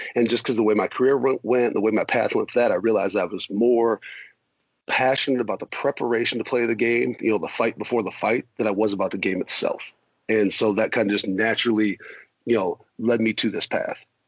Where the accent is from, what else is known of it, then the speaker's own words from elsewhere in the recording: South Dakota, United States; also born or lived in Minnesota; growing up in South Dakota, family from Minnesota. I was born in Minnesota.